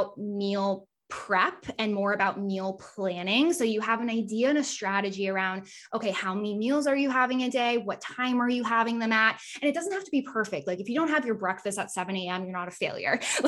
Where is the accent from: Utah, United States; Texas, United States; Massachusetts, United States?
Massachusetts, United States; I'm from Massachusetts